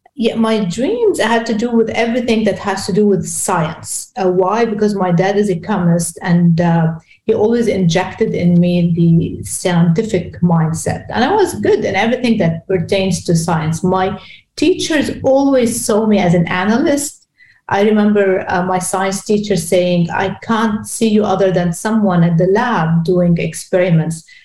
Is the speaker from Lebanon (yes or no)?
yes; Beirut, Beirut Governorate, Lebanon; English is a second language; I'm from Lebanon. I was born in Lebanon, in Beirut. So Beirut is B city is my city